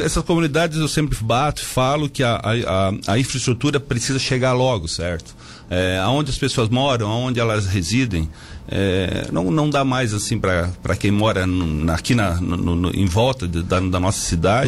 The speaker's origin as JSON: {"language": "Portuguese", "country": "Brazil", "tie": "born or raised there", "said": "Boa Vista, que é a minha terra"}